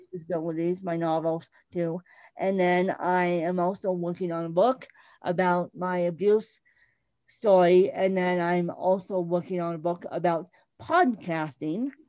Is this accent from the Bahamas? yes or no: yes; Bahamas; accent: British; moved away; I um, grew up semi in a British colony in the Bahamas.